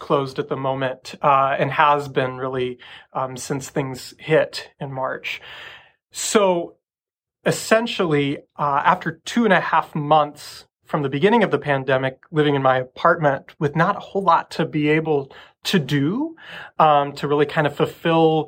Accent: Nebraska, United States; now in Boston, United States; growing up in the Midwest

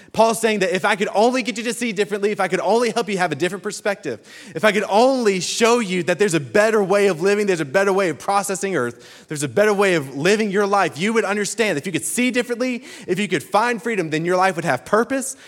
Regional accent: Birmingham, Alabama, United States; I come from Birmingham, Alabama

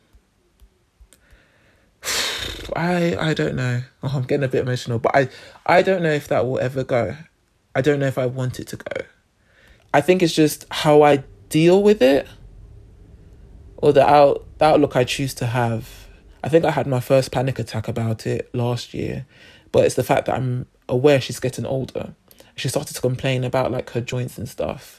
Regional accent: Nigeria; I'm Nigerian

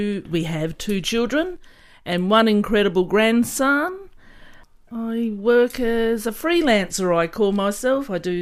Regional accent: Woomera, South Australia, Australia; I was born in the country, in the Woomera Rocket Range, which in the outback.

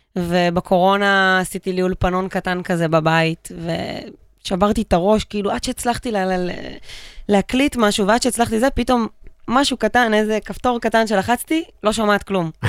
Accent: Pardes Hanna-Karkur, Haifa District, Israel; גדלתי בפרדס חנה

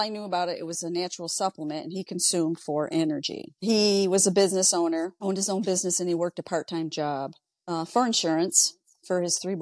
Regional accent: Ogdensburg, New York, United States; I'm a lifelong New Yorker, born and raised in Ogdensburg

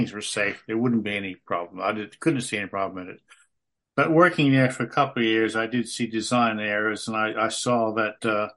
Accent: United States; moved away as an adult; also born or lived in Melbourne, Australia; now in Tasmania, Australia; I'm an American just off the plane

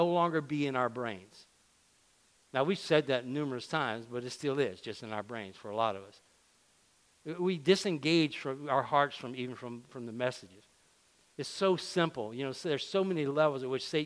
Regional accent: Louisiana, United States; I can talk about Cajuns because I are one. All right, I grew up in Drain, Louisiana. It's the heart of Cajun country

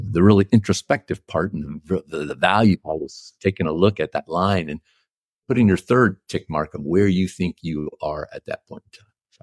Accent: Texas, United States; I was born in Texas, and as a, as a good young Texan, I was a Dallas Cowboys fan.

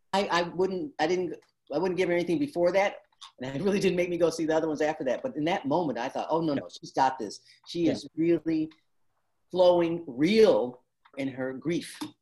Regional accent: Detroit, Michigan, United States; I grew up in Detroit and that's where my father worked

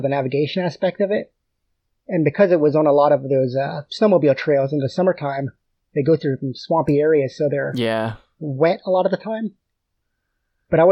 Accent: Port Clinton, Pennsylvania, United States; moved away as an adult; also born or lived in Maine; now in Adirondacks, United States; I grew up right outside of the Port Clinton area

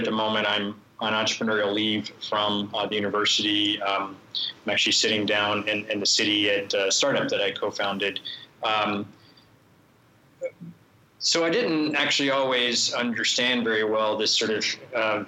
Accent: Florida, United States; also born or lived in Boston; now in Illinois, United States; I grew up in Florida. I went to school in Boston.

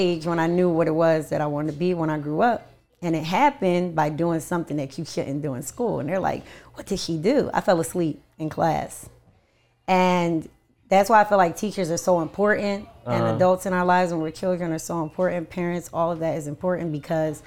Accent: New Jersey, United States; moved away as an adult; also born or lived in Jamaica; now in Philadelphia, United States; I'm originally from Jersey

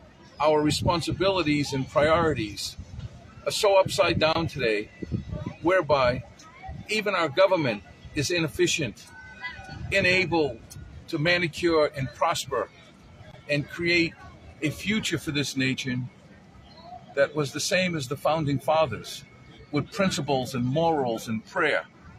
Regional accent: United States; the reasons why so many foreigners come to our country and want to live in America.

